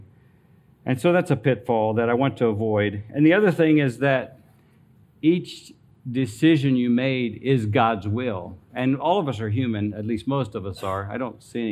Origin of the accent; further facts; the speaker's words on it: Greenwood, Delaware, United States; I was born and raised in Greenwood, Delaware